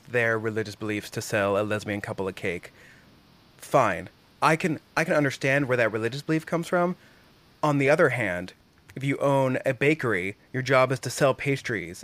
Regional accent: Oklahoma, United States; growing up in Oklahoma

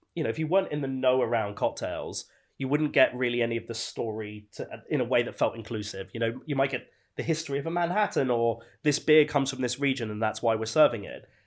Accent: Birmingham, West Midlands, United Kingdom; now in London, United Kingdom; growing up in Birmingham

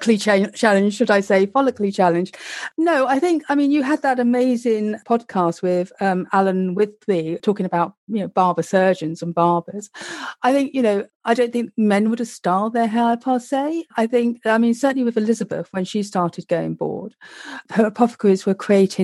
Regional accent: London, United Kingdom; I'm a Londoner and I come from generations of Londoners. So my parents, my grandparents, my great-grandparents, aunts, uncles, you know, we all lived in London. I was born in Westminster

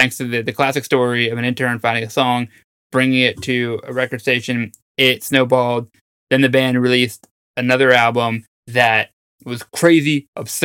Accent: West Chester, Pennsylvania, United States; moved away; growing up in the Westchester area

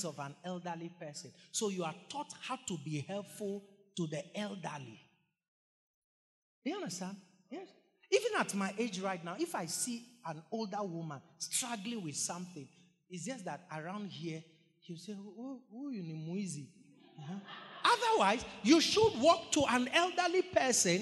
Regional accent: Ghana; In the 90s, growing up in Ghana, it was custom that every school you attended

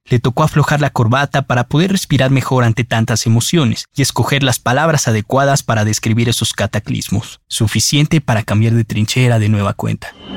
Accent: Mexico; así somos los mexicanos, unos guerreros

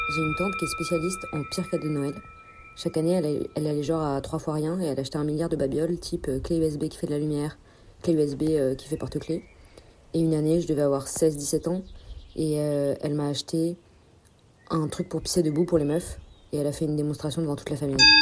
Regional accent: France; moved away as an adult; also born or lived in Brussels; Je vivais à Bruxelles euh, depuis pas très longtemps alors que je suis français.

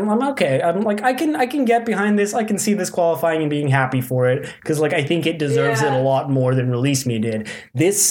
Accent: Belgium; We're from Belgium

